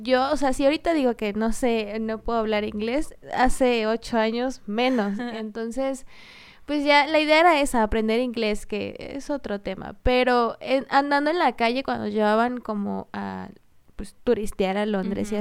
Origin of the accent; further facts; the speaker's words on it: Michoacán, Mexico; first language Spanish; nosotras somos de, de Michoacán, del estado de Michoacán, y muchos se burlan de que decimos mucho la palabra pues.